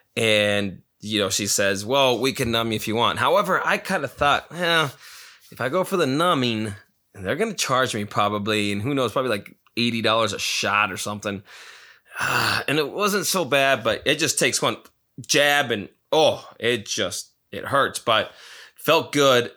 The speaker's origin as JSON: {"language": "English", "region": "Nevada", "country": "United States", "tie": "born or raised there", "moved": "yes", "lives_now": "Arizona, United States", "said": "my home town of Nevada"}